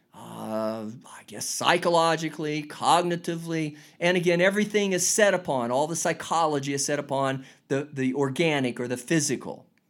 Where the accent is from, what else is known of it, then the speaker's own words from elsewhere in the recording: United States; I'm an American, United States of America